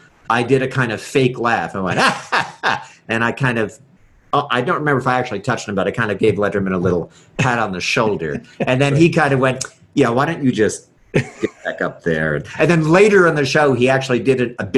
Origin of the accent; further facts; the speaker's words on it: New Jersey, United States; moved away; I am born and bred in New Jersey